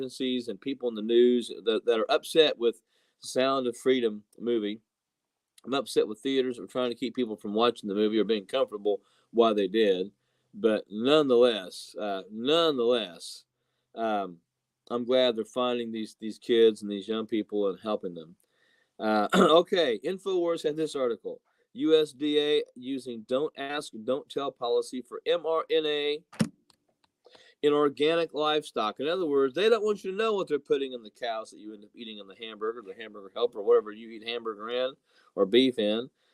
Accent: Jasonville, Indiana, United States; moved away; I was a youth and children's pastor in Jasonville, Indiana for 10 years in my hometown, home state, and loved it.

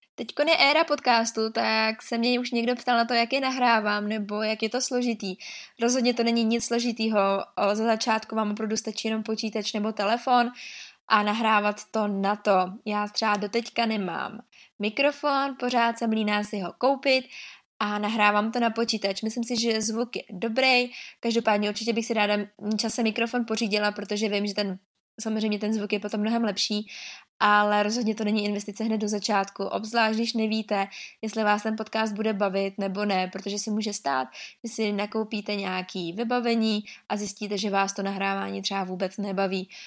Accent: Liberec, Liberec Region, Czechia; jsem z Liberce

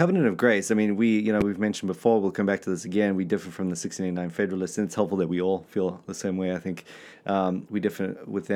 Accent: South Africa; We're just South African

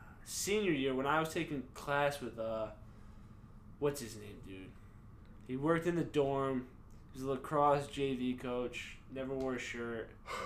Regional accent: New England, United States; I'm from New England, and like that's just like how I've been raised

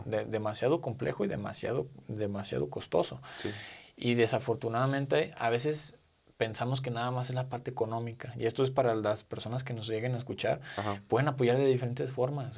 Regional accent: Mexico; como mexicanos

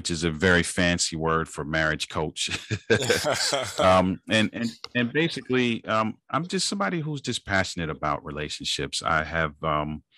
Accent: United States; Born in the United States, born to parents that were originally from the Caribbean

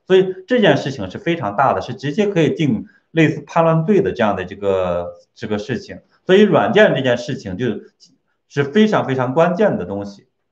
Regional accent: China; 我们中国人都特别聪明

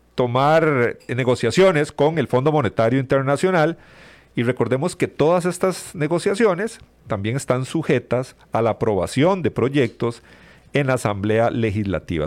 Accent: Costa Rica

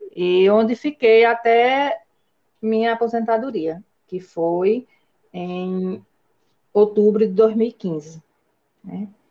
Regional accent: Mororó, Brazil; born or raised there; also born or lived in São Bernardo do Campo, São Paulo

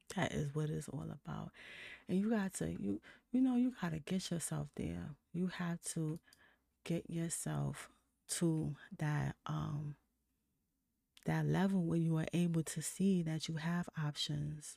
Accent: New York City, New York, United States; I'm from New York City

